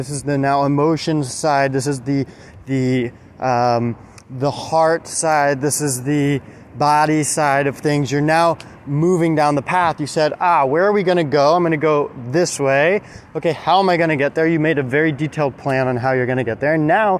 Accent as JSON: {"language": "English", "region": "Alabama", "country": "United States", "tie": "born there", "said": "So I was born in Alabama, and we moved all over the place. And I've lived in like 10, 12, 14 different states, something like that."}